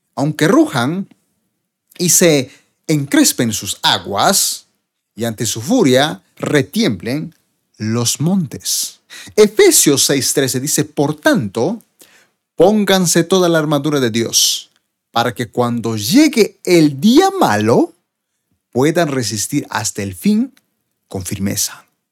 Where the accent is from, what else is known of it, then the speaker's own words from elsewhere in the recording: Bolivia; en mi país Bolivia